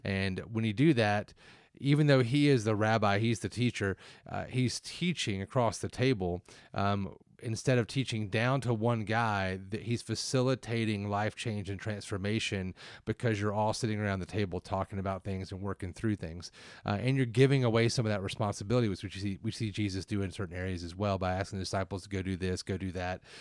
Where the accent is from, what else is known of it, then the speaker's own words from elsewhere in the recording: the South, United States; I'm from the South